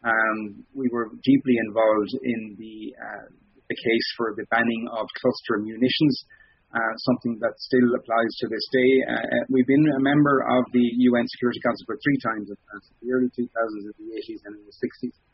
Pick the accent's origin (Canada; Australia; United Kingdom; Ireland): Ireland; growing up in Ireland